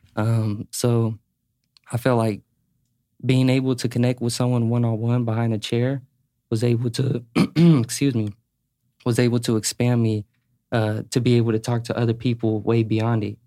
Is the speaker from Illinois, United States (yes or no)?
no; Sacramento, California, United States; also born or lived in Carson City, Nevada; I'm from Carson, but I moved to Sacramento when I was, like, five